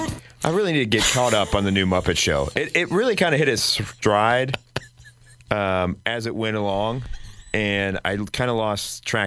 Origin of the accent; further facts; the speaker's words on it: Springfield, Illinois, United States; Springfield, Illinois. We're the capital of Illinois. We're like 3 hours south of Chicago.